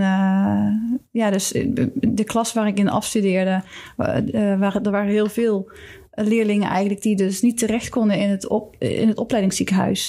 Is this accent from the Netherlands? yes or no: yes; Netherlands; moved away as an adult; also born or lived in Switzerland; als Nederlander